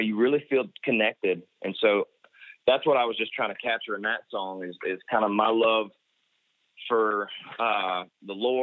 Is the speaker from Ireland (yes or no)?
no; Ormond Beach, Florida, United States; I grew up in Ormond Beach, Florida, Volusia County